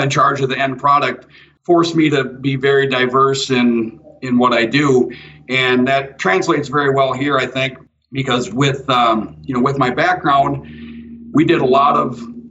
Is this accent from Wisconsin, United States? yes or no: yes; Spring Green, Wisconsin, United States; I grew up in Spring Green, where Ringbrothers are at.